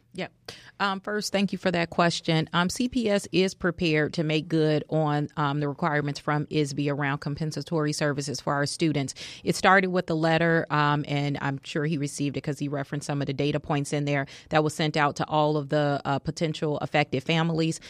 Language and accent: English; Chicago, Illinois, United States; Auburn Gresham. That's the community I was born and raised